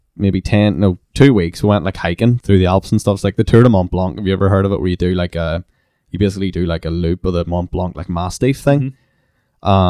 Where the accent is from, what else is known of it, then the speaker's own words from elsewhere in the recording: Belfast, Northern Ireland, United Kingdom; I was from Belfast